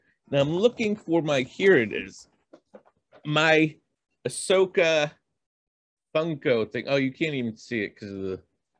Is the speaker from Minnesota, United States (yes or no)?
no; Boston, Massachusetts, United States; So, you know, I'm from Boston, lived all over. That's the story of me.